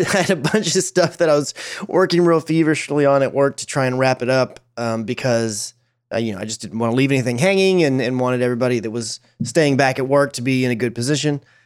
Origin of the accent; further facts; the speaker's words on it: Dallas, Texas, United States; I follow the Dallas Fuel. Obviously, they're the team that represents my hometown